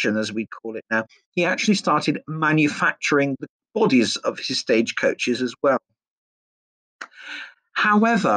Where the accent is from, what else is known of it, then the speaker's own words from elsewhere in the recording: Smethwick, West Midlands, United Kingdom; this is my hometown